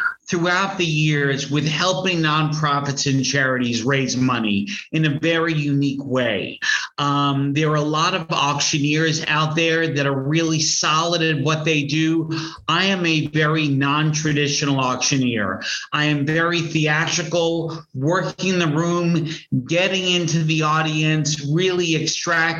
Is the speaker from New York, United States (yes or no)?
yes; New York, United States; I'm from New York